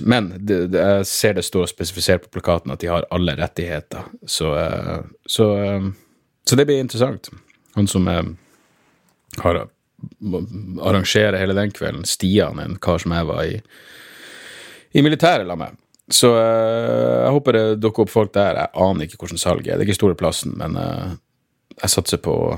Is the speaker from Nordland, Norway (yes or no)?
yes; Narvik, Nordland, Norway; heimbyen min